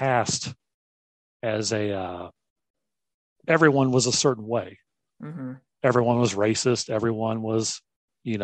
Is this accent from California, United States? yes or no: no; Missouri, United States; moved away as an adult; also born or lived in Seattle; now in Providence, United States; I'm originally from Missouri